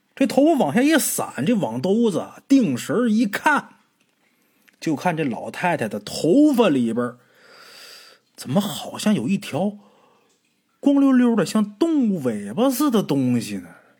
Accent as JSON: {"language": "Chinese", "region": "Northeast China", "country": "China", "tie": "born or raised there", "said": "老家，东北这边也这么叫"}